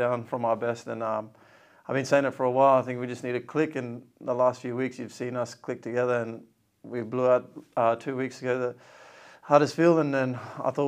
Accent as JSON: {"language": "English", "town": "Cairns", "region": "Queensland", "country": "Australia", "tie": "born or raised there", "also_born_or_lived": "Port Moresby, Papua New Guinea / Townsville", "moved": "as an adult", "lives_now": "Leeds, United Kingdom", "said": "when I moved from Papua New Guinea to Australia, grew up in Cairns"}